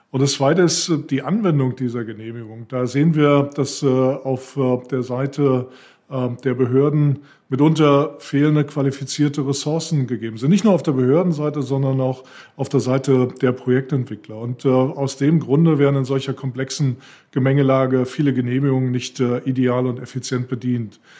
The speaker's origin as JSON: {"language": "German", "region": "Northern Germany", "country": "Germany", "said": "Ich äh, tendiere als Norddeutscher dazu, eher Tee zu trinken äh, als Kaffee."}